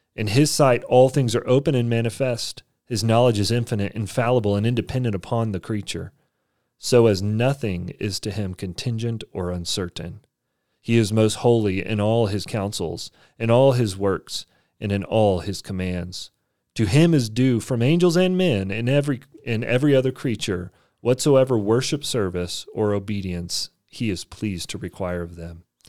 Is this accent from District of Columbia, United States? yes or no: no; Texas, United States; I grew up in Texas and I didn't learn Spanish